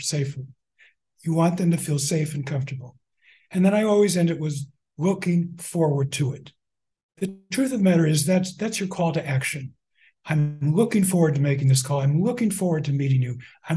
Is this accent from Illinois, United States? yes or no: no; Albuquerque, New Mexico, United States; moved away; I was born in Albuquerque